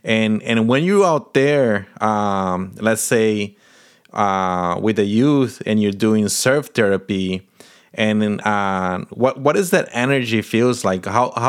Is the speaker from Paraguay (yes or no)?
yes; Paraguay; I grew up in Paraguay, that is a landlocked country.